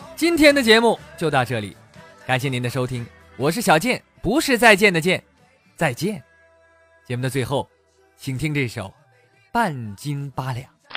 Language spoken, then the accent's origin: Chinese; Northeast China, China; 作为一个东北人呐，我这个粤语实在是不太标准啊